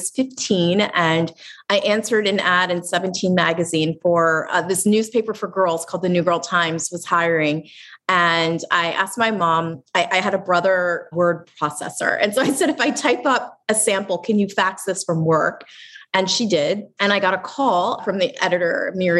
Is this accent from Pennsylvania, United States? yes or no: yes; Lancaster, Pennsylvania, United States; moved away; I'm from Lancaster, Pennsylvania